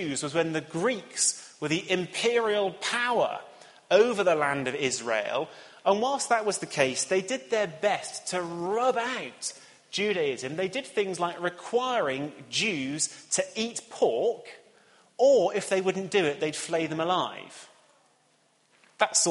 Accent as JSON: {"language": "English", "town": "Cheltenham", "region": "South West England", "country": "United Kingdom", "tie": "born or raised there", "moved": "yes", "said": "the town that I grew up in Cheltenham"}